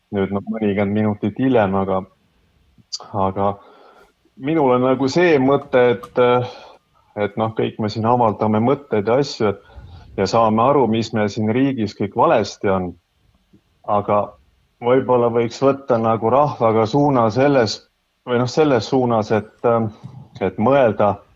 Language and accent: Estonian; Tartu, Tartu County, Estonia; mina ise olen Tartust